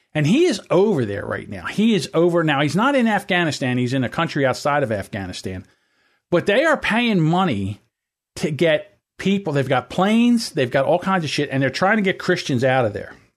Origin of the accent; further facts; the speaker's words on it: United States; we are an American. This is our country